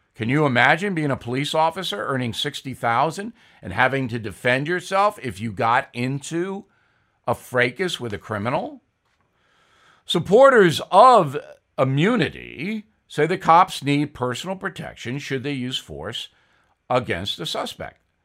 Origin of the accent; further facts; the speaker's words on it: Levittown, New York, United States; I grew up with him in Levittown, New York